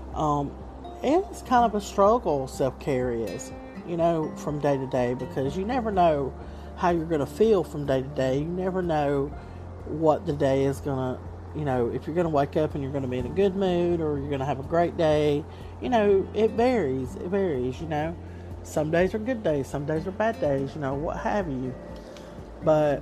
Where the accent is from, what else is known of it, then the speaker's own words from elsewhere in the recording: Southern, United States; accent: Southern; my accent because I'm very Southern